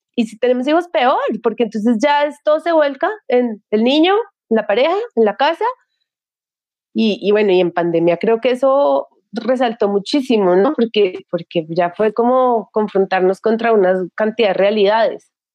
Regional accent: Bogotá, Colombia; yo fui criada muy tradicionalmente, soy de Bogotá, una familia súper tradicional, colegio súper tradicional

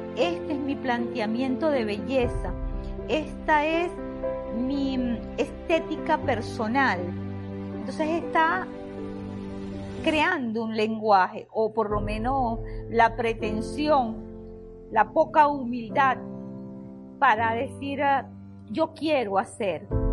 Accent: Venezuela; Yo nací en Venezuela, soy de padres árabes, no soy japonesa

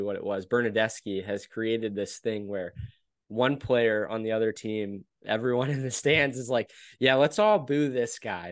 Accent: United States; we're American

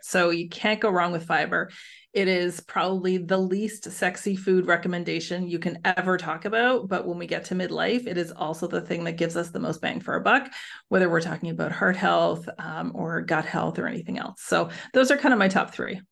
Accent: Canada; now in Netherlands; I'm Canadian, but living overseas, so I live in the Netherlands

